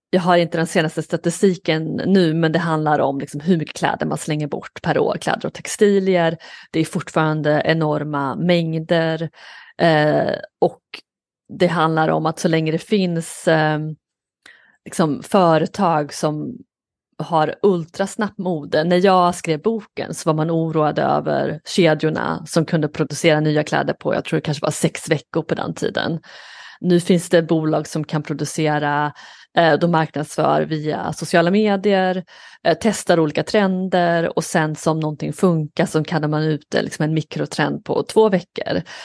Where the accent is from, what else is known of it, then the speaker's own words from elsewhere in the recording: Skara, Västra Götaland, Sweden; moved away as an adult; now in New York, United States; jag är uppvuxen i en liten stad i Skara i Sverige